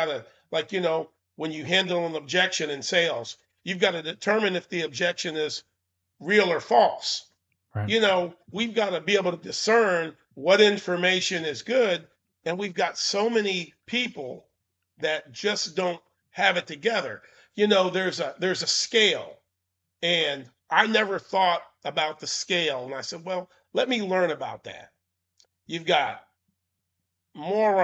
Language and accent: English; Maine, United States; I was born in Maine